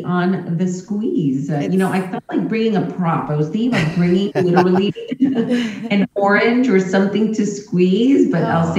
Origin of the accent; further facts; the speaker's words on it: Miami, Florida, United States; also born or lived in Kendall; So, I'm born and raised here in Miami-Dade County. I was born at Jackson Memorial Hospital. And, you know, for a short time, my family and I lived in, Section 8 housing, Milton Manors. It's still in South Dade to this day. And I grew up in Kendall